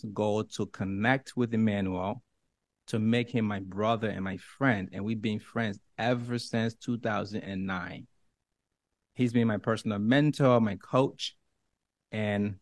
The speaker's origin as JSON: {"language": "English", "country": "Liberia", "tie": "born or raised there", "second_language": "English", "moved": "yes", "said": "I'm from Africa. I was born in the darkest of places, and it doesn't get more poverty than where I come from in Liberia"}